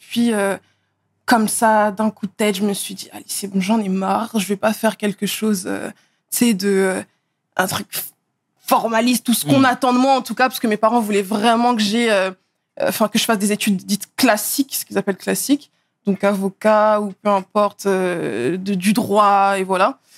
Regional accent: Neuilly-sur-Seine, Île-de-France, France; also born or lived in Asnières / Blanc-Mesnil; J'ai d'abord euh, vécu à Neuilly-sur-Seine, là où je suis née. Ensuite, j'ai vécu à Agnières. Ensuite, à Blanc-Ménil.

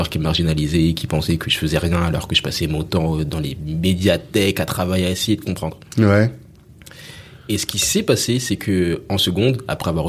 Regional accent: Nancy, Grand Est, France; born there; Je suis né à Nancy.

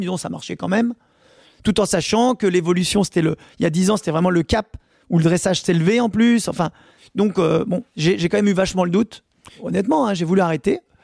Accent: France; nous, on aime bien cette place en tant que Français

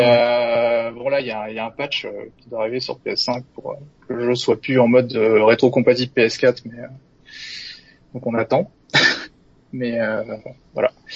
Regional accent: Normandy, France; now in Orléans, France; Alors je suis originaire de Normandie

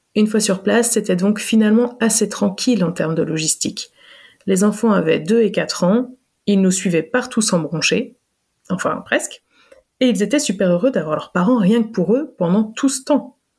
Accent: France; moved away; also born or lived in Belgium; quand on a quitté la Belgique après 9 ans d'immigration et qu'on est rentré en France

